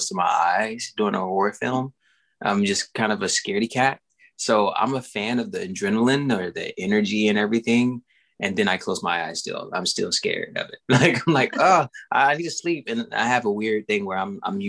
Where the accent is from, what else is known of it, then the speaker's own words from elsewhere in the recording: Longview, Texas, United States; also born or lived in Louisiana; I grew up in Texas, Longview, Texas, to be exact, and Louisiana